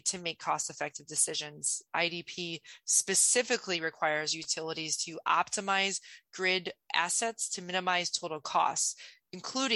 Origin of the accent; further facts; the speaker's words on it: Ottawa, Illinois, United States; I actually grew up in rural Illinois. It's called Ottawa, Illinois